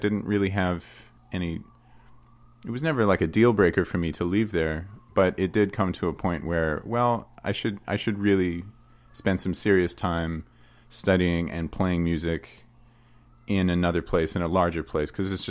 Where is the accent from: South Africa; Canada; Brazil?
Canada